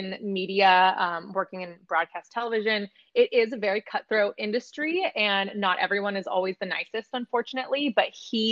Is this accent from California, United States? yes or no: yes; Sacramento, California, United States; also born or lived in San Jose, California; I was born in San Jose, but grew up in Sacramento